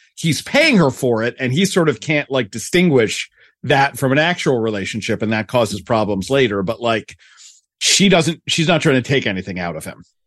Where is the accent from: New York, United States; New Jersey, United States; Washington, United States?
New Jersey, United States; Pine Brook; I grew up in Pine Brook, which is technically adjacent to Wes Caldwell